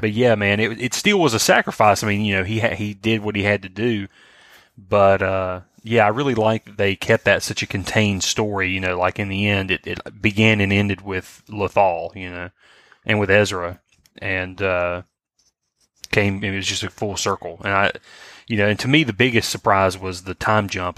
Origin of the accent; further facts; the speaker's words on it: Swainsboro, Georgia, United States; I was in my hometown. I was in Swainsboro